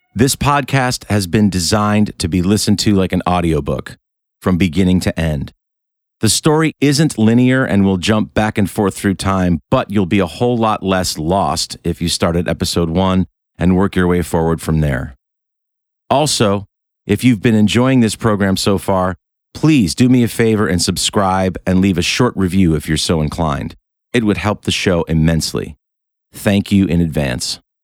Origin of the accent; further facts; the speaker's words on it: Rochester, New York, United States; my hometown of Rochester, New York